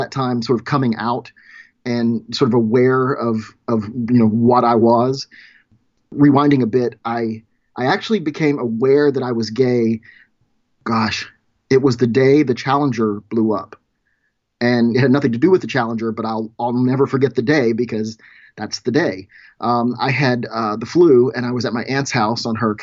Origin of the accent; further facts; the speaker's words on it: rural Louisiana, United States; now in Portland, United States; I grew up in rural Louisiana